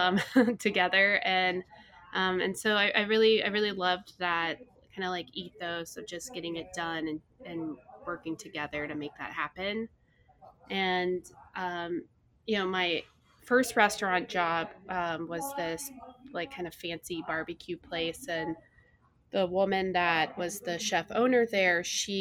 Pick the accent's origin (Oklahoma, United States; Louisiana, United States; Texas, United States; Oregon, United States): Texas, United States; I grew up in Texas